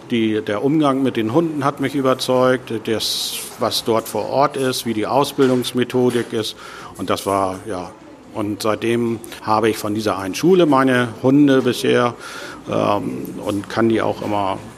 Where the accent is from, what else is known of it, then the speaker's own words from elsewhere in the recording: Hamburg, Germany; Ich komme aus Hamburg, da ist das schon ganz schön heftig